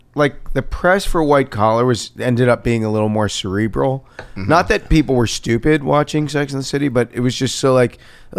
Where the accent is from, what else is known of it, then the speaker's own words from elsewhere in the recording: New York, United States; now in Los Angeles, United States; I grew up in New York